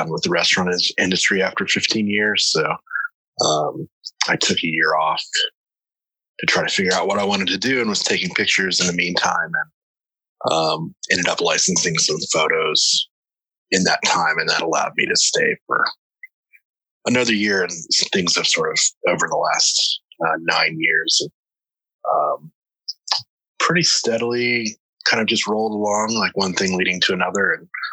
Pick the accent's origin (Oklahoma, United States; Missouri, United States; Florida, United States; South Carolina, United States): South Carolina, United States; also born or lived in Tennessee; now in New York, United States; I grew up on the coast in South Carolina